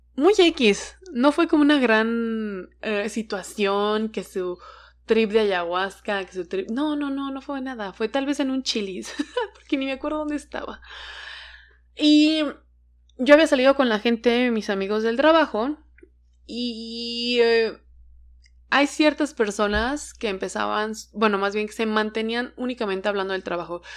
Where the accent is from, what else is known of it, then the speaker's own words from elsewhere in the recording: Hidalgo, Mexico; also born or lived in Veracruz; now in Mexico City, Mexico; mi familia es de Veracruz, pero yo crecí en Hidalgo y ahora vivo en la Ciudad de México